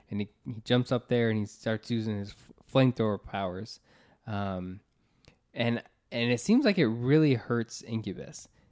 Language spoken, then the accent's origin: English; United States; We're from the Florida, Georgia area